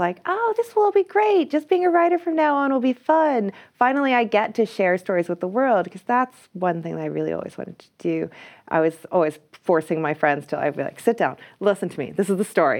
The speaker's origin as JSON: {"language": "English", "country": "Ireland", "said": "I'm Irish, so I can be like, \"I went, I did arts in U C D"}